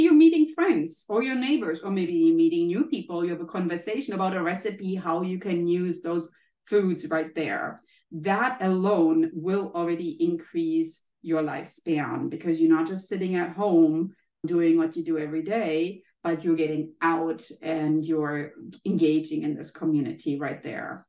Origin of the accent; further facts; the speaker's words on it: Germany; moved away as an adult; now in United States; i took the courage from germany to leave my home country and be in the united states